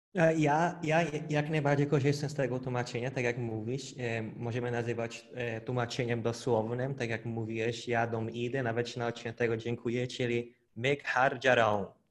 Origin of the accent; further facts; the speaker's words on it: Brazil; Polish is a second language; now in Poland; pochodzę z Brazylii, mieszkam w Polsce